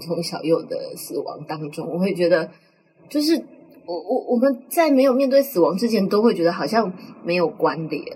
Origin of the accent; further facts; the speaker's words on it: Tainan, Taiwan; 因为我们就是台南人